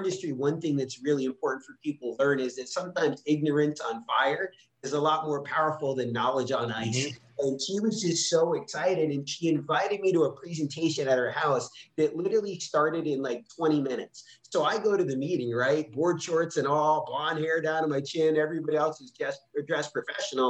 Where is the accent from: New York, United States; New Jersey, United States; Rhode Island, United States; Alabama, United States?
Rhode Island, United States; also born or lived in Philadelphia; I grew up in Rhode Island